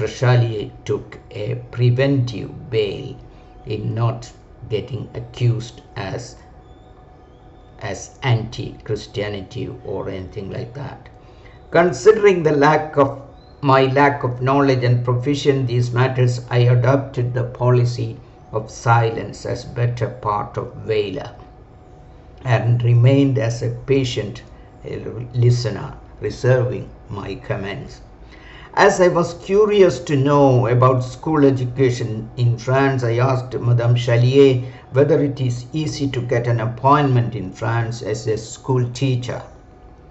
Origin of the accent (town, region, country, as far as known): India